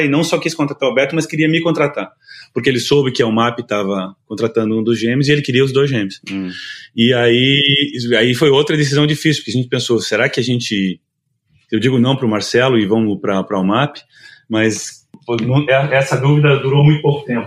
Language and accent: Portuguese; Curitiba, Paraná, Brazil; eu sou de Curitiba